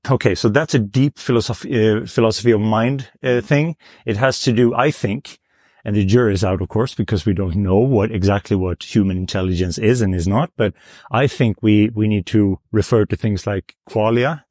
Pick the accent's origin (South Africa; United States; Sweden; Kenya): Sweden; I'm from Sweden